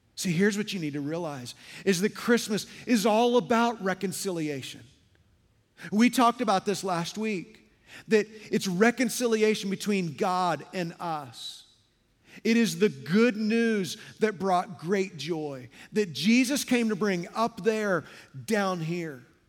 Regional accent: Midwest, United States; moved away as an adult; now in Las Vegas, United States; Darla and I have lived in Las Vegas for over twenty-five years, but we're both from the Midwest

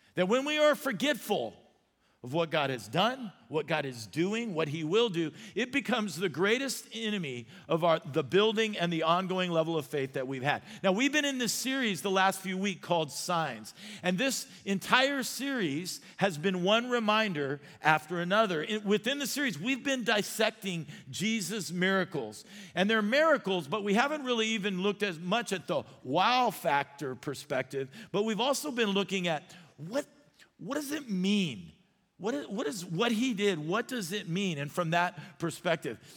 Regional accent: Arizona, United States; I grew up in Arizona and I could not swim

